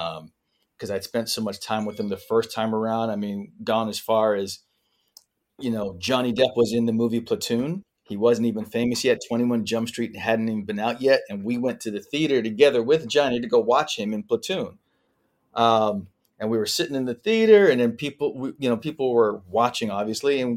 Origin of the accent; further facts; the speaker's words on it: Vancouver, British Columbia, Canada; moved away; I was this kid from Vancouver